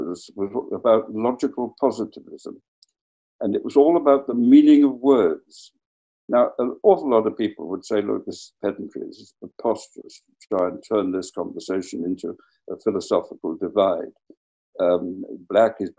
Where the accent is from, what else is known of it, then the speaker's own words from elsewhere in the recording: Wales, United Kingdom; my home country, Wales